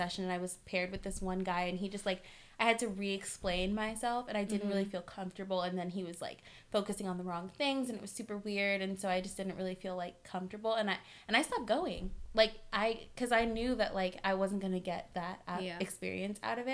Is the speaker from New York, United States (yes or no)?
no; Culver City, California, United States; I grew up like in Culver City, so like super diverse